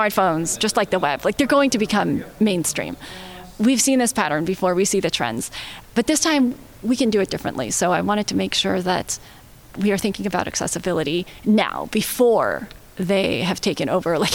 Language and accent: English; Bay Area, California, United States; I grew up in the Bay Area